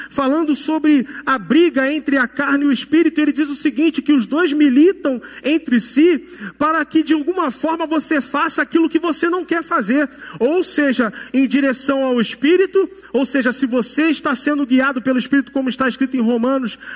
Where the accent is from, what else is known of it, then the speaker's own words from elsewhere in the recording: Rio Grande do Sul, Brazil; accent: carioca; É, eu sou do Rio Grande do Sul. Mas com esse sotaque carioca, você é do Rio Grande do Sul mesmo? Sou, nascido e criado lá.